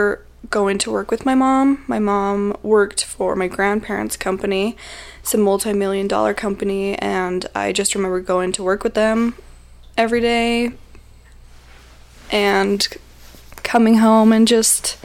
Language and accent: English; Salt Lake City, Utah, United States; I grew up in Salt Lake, pretty much Sandy Draper area.